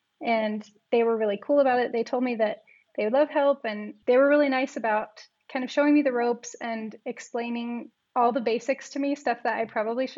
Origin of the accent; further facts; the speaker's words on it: Alaska, United States; now in Provo, United States; I grew up in Alaska, sort of, with you guys. But I also moved around a bit before that because my family was military. But now I'm in Provo, Utah